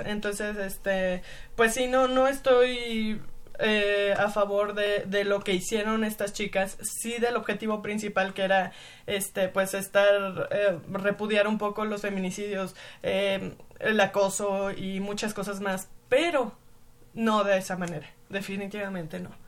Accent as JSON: {"language": "Spanish", "region": "Mexico City", "country": "Mexico", "tie": "born or raised there", "said": "soy sureña y, nací"}